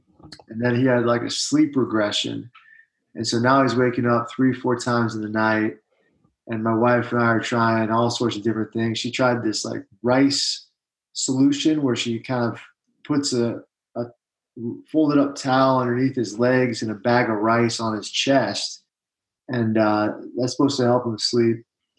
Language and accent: English; Washington, District of Columbia, United States; moved away as an adult; also born or lived in Fort Carson, Colorado; now in Utah, United States; I'm originally from the Washington, D.C. area. I'm a West Point guy. I'm a Mormon guy. I served a two-year mission for the Church of Jesus Christ of Latter-day Saints to St. Petersburg, Russia